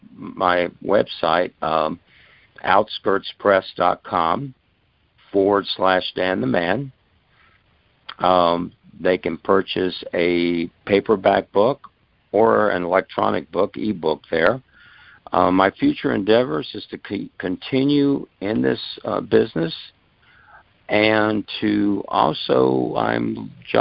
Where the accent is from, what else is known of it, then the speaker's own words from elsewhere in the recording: Tampa, Florida, United States; now in Brandon, United States; I was born in Ybor City, which is the historic district of Tampa. And I lived in Tampa all those years